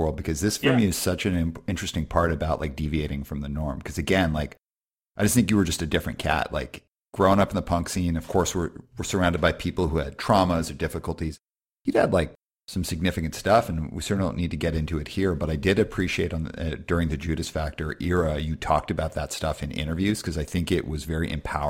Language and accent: English; Alberta, Canada; I grew up in Alberta.